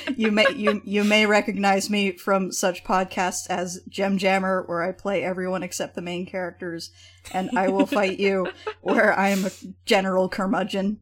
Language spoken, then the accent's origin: English; Edmonton, Alberta, Canada; my hometown, Edmonton